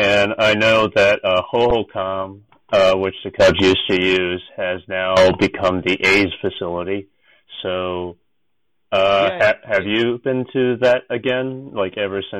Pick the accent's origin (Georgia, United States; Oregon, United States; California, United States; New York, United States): California, United States; San Francisco Bay Area; moved away; Like that's where I grew up in the San Francisco Bay Area, so I grew up with the A's and the Giants